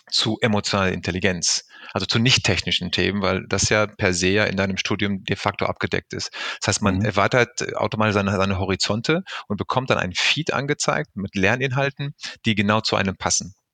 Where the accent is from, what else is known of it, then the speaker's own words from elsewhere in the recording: Recklinghausen, North Rhine-Westphalia, Germany; born there; nach einer kurzen Weltreise der letzten Jahre hat es mich zurückverschlagen in meinem Geburtsort hier mitten im Ruhrgebiet